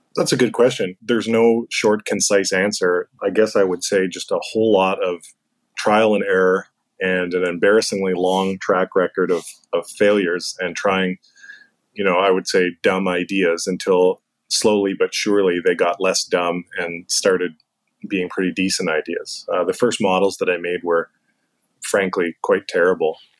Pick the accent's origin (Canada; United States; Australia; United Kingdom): Canada; growing up in Canada, that's the sport that many of us played as kids